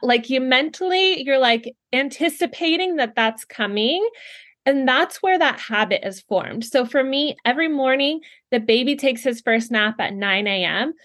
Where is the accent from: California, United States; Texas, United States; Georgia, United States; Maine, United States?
California, United States; moved away as an adult; now in Ohio, United States; I'm originally from California and born and raised there